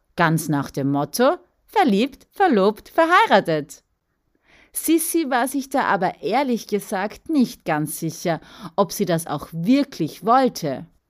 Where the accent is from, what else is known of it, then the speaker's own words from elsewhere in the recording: Austria; Ich bin in Österreich geboren und aufgewachsen.